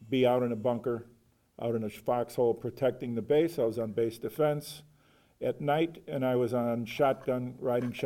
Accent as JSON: {"language": "English", "town": "Chicago", "region": "Illinois", "country": "United States", "said": "I'm from Chicago"}